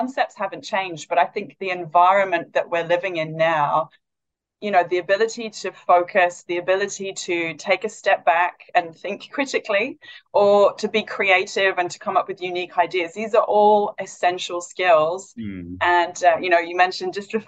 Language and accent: English; Wales, United Kingdom; moved away as an adult; also born or lived in London; now in Perth, Australia; I'm originally from Wales in the UK. I've lived in Perth 12 years